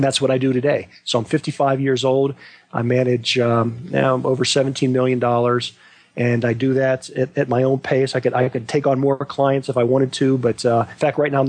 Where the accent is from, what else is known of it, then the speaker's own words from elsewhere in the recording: Western Pennsylvania, United States; I grew up in Western Pennsylvania